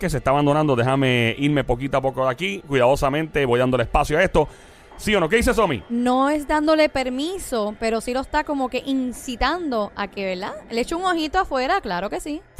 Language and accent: Spanish; Loíza, Puerto Rico; Loisa, gracias, Tocayo.